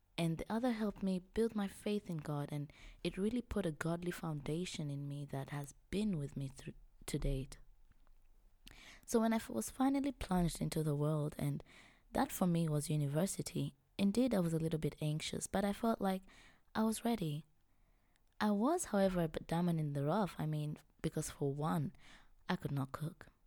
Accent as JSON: {"language": "English", "region": "Kilimanjaro", "country": "Tanzania", "tie": "born or raised there", "also_born_or_lived": "Europe", "moved": "as an adult", "lives_now": "Vienna, Austria", "said": "I was born and raised in Tanzania. I come from Kilimanjaro. I'm Chaga by tribe"}